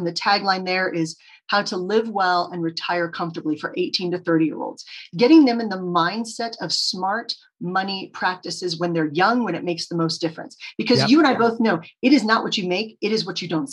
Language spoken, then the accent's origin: English; Texas, United States; I grew up in Texas